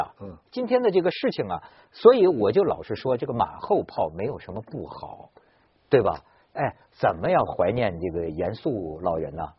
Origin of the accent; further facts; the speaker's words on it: China; 你说现在我作为一个主持人，在生活在不是作为一个中国人，生活在这么一个魔幻现实主义的一个一个一个社会啊